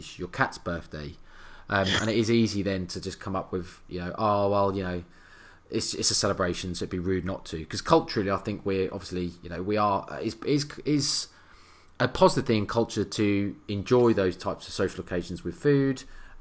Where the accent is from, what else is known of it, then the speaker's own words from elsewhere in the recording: England, United Kingdom; we're English